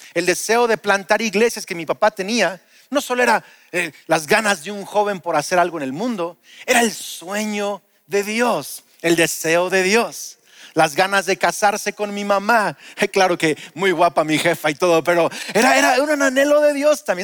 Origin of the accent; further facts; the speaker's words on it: Lázaro Cárdenas, Michoacán, Mexico; also born or lived in Uruapan; En el setenta y siete nos mudamos de Uruapan, yo era un bebé a Lázaro Cárdenas